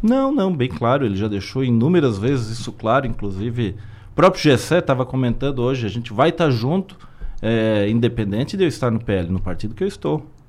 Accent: Criciúma, Santa Catarina, Brazil; minha terra

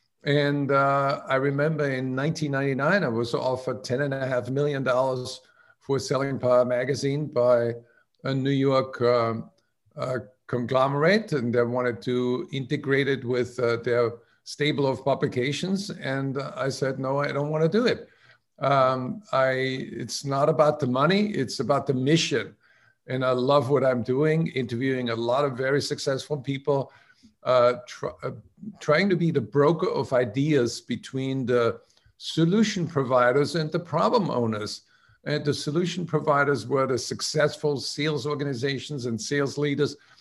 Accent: outside of Salzburg, Austria; now in United States; I grew up in outside of Salzburg in Thurgau, my grandmother ran a country inn

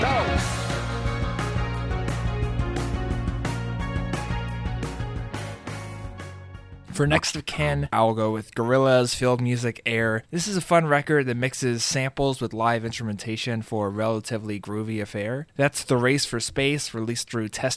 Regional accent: Houston, Texas, United States; When I was a kid growing up in Houston

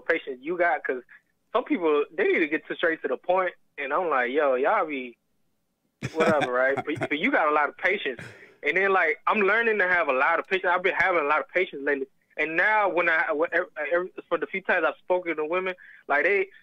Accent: Virginia, United States; accent: Southern; I was born here in Virginia

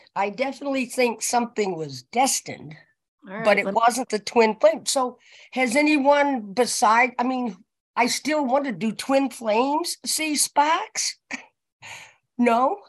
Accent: Maine, United States; I'm from Maine, so excuse my accent.

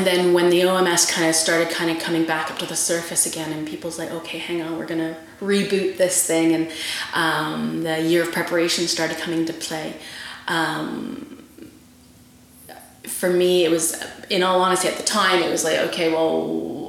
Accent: Vancouver, British Columbia, Canada; moved away as an adult; also born or lived in Guildford, England; now in England; born and raised in Vancouver, Canada. Moved to England in 2007

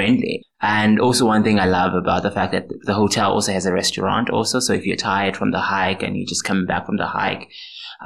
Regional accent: South Africa; moved away as an adult; now in Slovakia; I am from South Africa

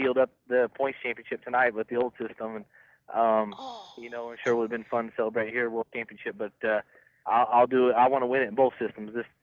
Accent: Northwest Arkansas, United States; where I grew up in Northwest Arkansas

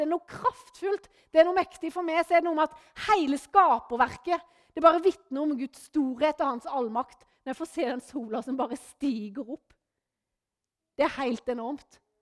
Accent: Norway; moved away; hjemme på Løvjemås, der jeg kommer ifra

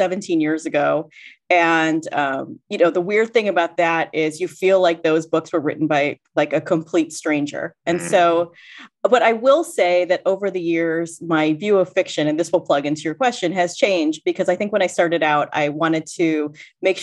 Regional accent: Boca Raton, Florida, United States; I grew up in Boca Raton

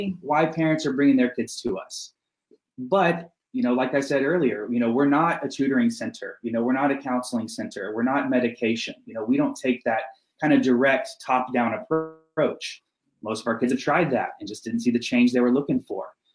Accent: Texas, United States; moved away as an adult; I moved up here from Texas. That's where I'm from originally.

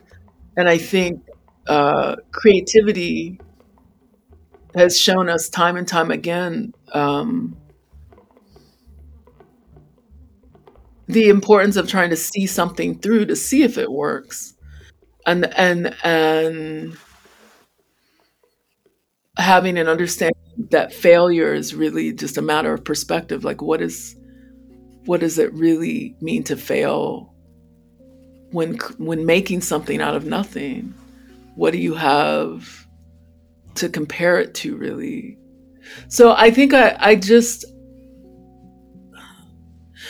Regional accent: United States; as a Black child growing up in America

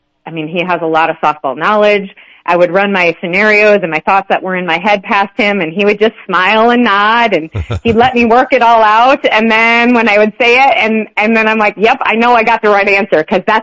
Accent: Montrose, Colorado, United States; I grew up in Montrose.

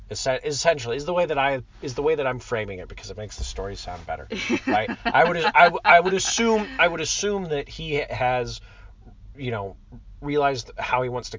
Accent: United Arab Emirates; Saudi Arabia, which is right next to where I used to live. I grew up in the United Arab Emirates.

